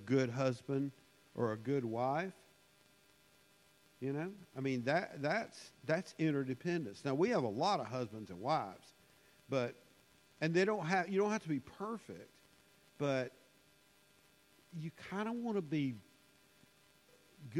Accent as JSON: {"language": "English", "country": "United States", "tie": "born or raised there", "said": "being an American and growing up in the United States"}